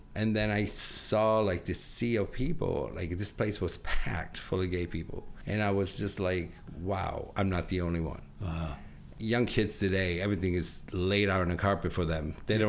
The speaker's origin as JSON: {"language": "English", "town": "Rochester", "region": "New York", "country": "United States", "tie": "born or raised there", "also_born_or_lived": "Italy", "lives_now": "Buffalo, United States", "said": "I grew up in Rochester, New York."}